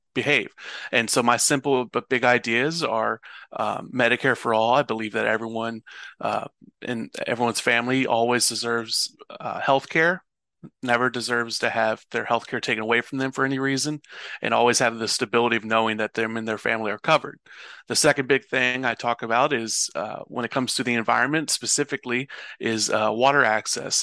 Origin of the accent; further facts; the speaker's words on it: Louisville, Kentucky, United States; am originally born and raised in Louisville, Kentucky.